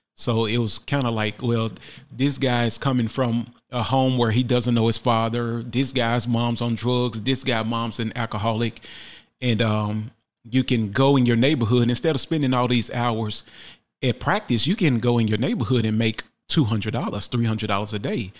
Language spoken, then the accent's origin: English; Memphis, Tennessee, United States; born and raised in Memphis, Tennessee